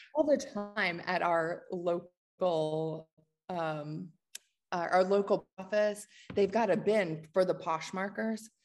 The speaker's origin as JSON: {"language": "English", "town": "Washington", "region": "District of Columbia", "country": "United States", "tie": "born or raised there", "moved": "yes", "lives_now": "Atlanta, United States", "said": "I grew up in the Washington, D C area"}